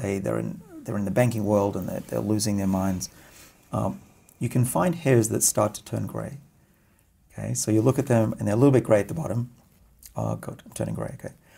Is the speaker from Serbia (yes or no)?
no; Australia; I'm Australian